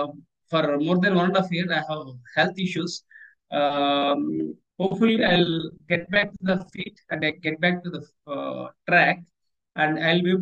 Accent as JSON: {"language": "English", "country": "India", "said": "I am from Indian Air Force, so I served my country"}